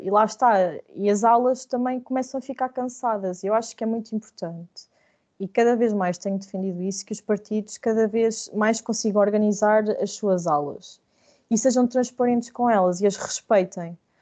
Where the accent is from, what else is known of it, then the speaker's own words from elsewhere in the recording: Viseu, Centro, Portugal; Viseu porque é o sítio onde eu cresci